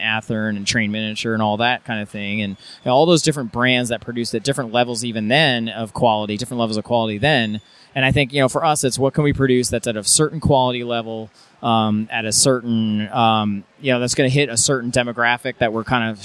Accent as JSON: {"language": "English", "region": "New Jersey", "country": "United States", "tie": "born or raised there", "said": "When I was growing up in New Jersey, hanging out at a hobby shop"}